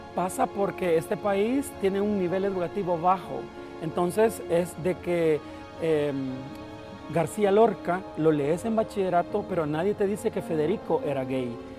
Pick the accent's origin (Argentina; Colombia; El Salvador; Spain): El Salvador; Villa Dolores, Cabañas; yo soy originario de Villa Dolores Cabañas